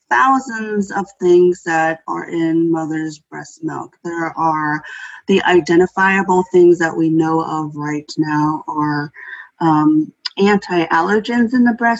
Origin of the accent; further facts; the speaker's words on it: White Earth Reservation, Northwest Minnesota, United States; moved away; also born or lived in Twin Cities, Minnesota; originally, I am from the White Earth Reservation in Northwest Minnesota